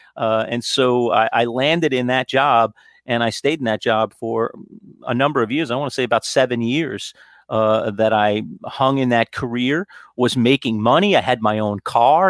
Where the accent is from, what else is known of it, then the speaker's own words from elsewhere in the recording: New York City, New York, United States; moved away as an adult; now in Syracuse, United States; I grew up in Queens. Queens Village is my hometown